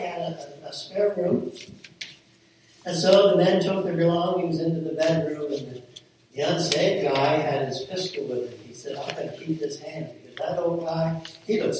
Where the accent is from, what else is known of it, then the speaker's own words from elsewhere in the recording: Millersburg, United States; the farm that I grew up on there in Millersburg.